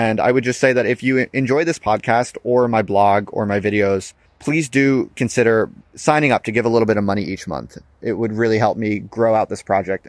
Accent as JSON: {"language": "English", "country": "United States", "tie": "born or raised there", "also_born_or_lived": "Philadelphia", "moved": "as an adult", "lives_now": "United Kingdom", "said": "I was born and raised in the United States, lived there all my life. I just moved to the UK to take up the job as an academic"}